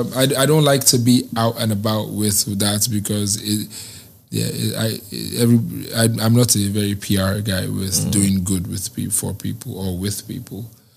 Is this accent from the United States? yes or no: no; Nigeria; Because I'm a Nigerian and it's a dance that is in Nigeria.